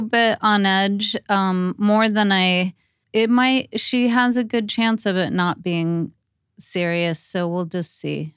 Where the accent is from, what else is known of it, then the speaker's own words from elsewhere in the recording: Torrance, California, United States; I grew up in Torrance